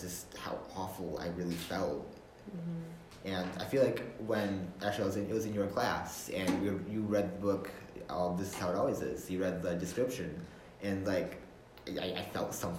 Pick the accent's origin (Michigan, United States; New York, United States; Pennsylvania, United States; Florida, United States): Michigan, United States; Grand Haven; I am from Grand Haven, Michigan. I was born and raised here.